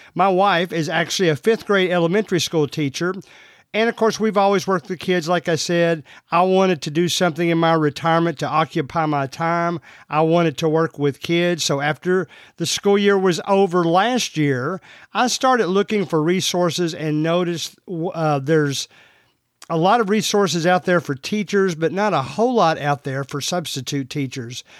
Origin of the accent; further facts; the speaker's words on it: Central Kentucky, United States; I'm from Central Kentucky, as you can already tell from the way I talk.